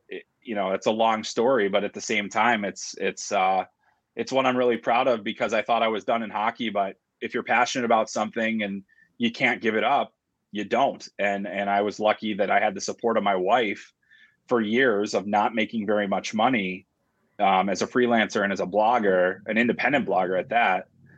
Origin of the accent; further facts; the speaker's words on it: Chicago, Illinois, United States; I grew up in Chicago, and I grew up on the south side of the city. My dad was on the Chicago Fire Department, so we lived in the city limits.